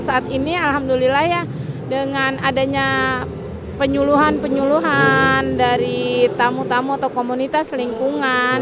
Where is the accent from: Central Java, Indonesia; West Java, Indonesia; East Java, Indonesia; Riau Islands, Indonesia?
West Java, Indonesia; Muara Gembong, Bekasi Regency; Saya dari Muara Gembong.